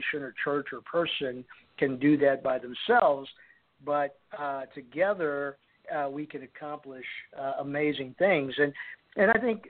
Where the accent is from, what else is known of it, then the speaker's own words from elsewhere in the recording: United States; also born or lived in Little Village, Chicago; now in Chicago, United States; I was born in the United States. I'm a third-generation Mexican-American